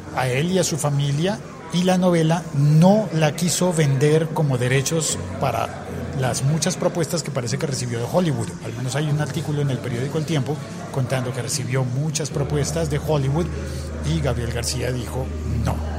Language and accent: Spanish; Colombia